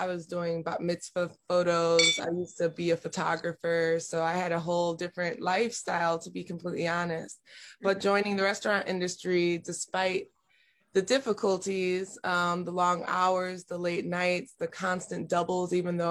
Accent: Buffalo, New York, United States; moved away; Buffalo, New York. I grew up in Buffalo, New York.

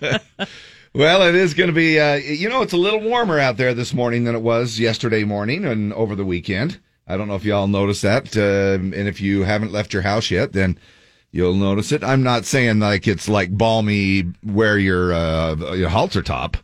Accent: Cottonwood Heights, Utah, United States; moved away as an adult; also born or lived in Manti, Utah; now in Draper, United States; Cottonwood then, I guess, is, uh, uh, where I, you know, um, grew up, uh, my hometown

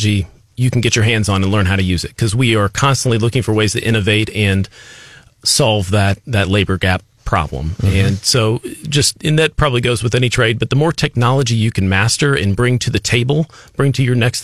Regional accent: Columbia, Missouri, United States; I'm from Columbia. I'm very proud of it

